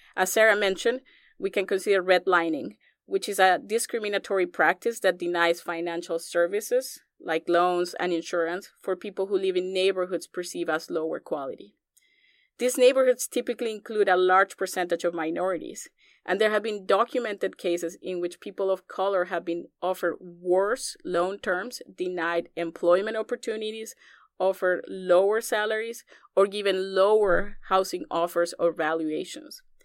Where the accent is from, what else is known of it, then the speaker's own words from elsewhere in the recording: Colombia; moved away as an adult; also born or lived in Iowa, United States; now in United States; growing up in Colombia